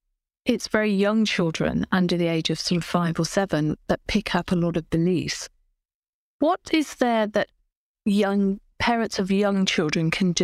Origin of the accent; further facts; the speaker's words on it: United Kingdom; But I'm British, and my upbringing probably had a big influence on that.